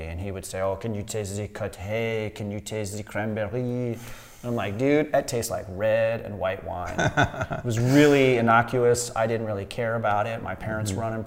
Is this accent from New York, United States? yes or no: no; Long Beach, California, United States; also born or lived in Zermatt, Switzerland / Gruyère, Switzerland; had a successful restaurant business in Southern California where I grew up in Long Beach